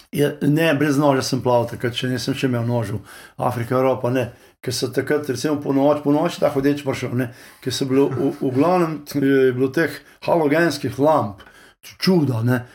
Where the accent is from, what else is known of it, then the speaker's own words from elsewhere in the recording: Lower Carniola, Slovenia; moved away as an adult; also born or lived in Texas, United States; now in United States; dolenci smo tako, uh, smo tak, dobro srčen narod odprti